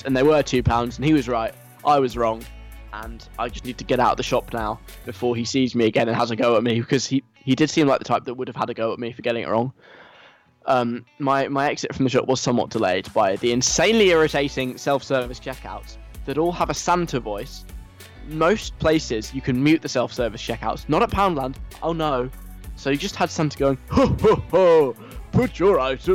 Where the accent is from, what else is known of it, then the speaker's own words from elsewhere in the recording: London, United Kingdom; now in Leeds, United Kingdom; I'm a Londoner. I'm not from Leeds by birth